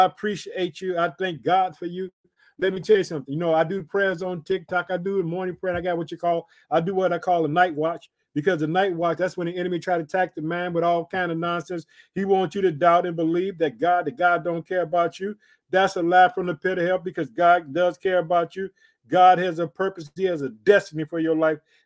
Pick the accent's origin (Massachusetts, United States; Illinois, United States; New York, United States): Illinois, United States; also born or lived in Chicago, Illinois